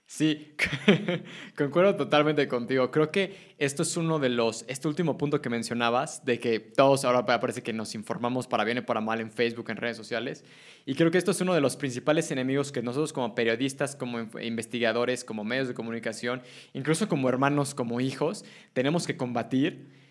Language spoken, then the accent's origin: Spanish; Mexico